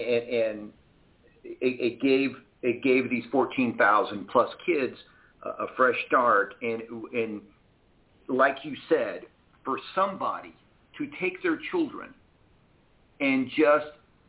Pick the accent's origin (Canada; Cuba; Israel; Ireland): Cuba; now in United States; I am an immigrant, for those who don't know that. And so we immigrated here from Cuba.